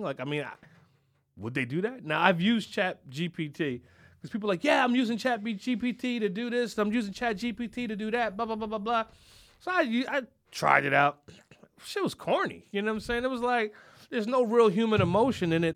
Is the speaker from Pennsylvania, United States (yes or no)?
yes; Philadelphia, Pennsylvania, United States; I'm from Philadelphia